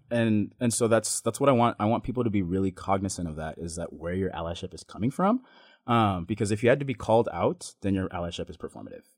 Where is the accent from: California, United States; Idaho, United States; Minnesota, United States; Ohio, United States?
Idaho, United States; Boise; born or raised there; also born or lived in Ontario, Oregon